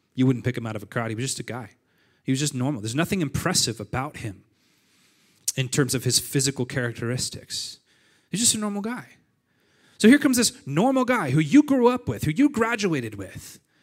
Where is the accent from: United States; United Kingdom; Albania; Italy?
United States; Montague, California; moved away; I grew up in Nazareth. And not real Nazareth, but my version of Nazareth. It's a, it's a town called Montague, California, and it's six hundred humans